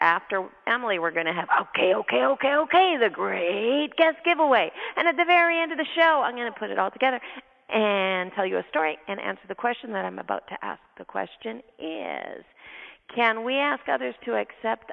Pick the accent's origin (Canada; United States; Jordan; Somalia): Canada; I'm Canadian. I have an accent